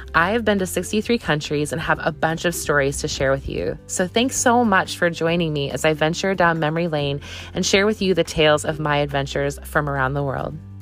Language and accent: English; Wisconsin, United States; also born or lived in California; now in Canton, Ohio, United States; I'm from Wisconsin